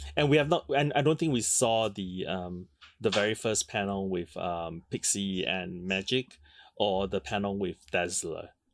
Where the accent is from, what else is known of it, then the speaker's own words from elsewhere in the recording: Singapore; a rather conservative environment, which I grew up in in Singapore